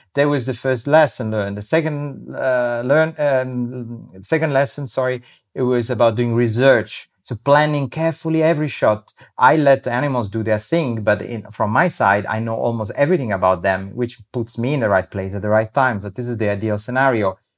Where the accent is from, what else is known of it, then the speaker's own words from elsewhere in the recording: Rome, Lazio, Italy; now in Abruzzo, Italy; I grew up in Rome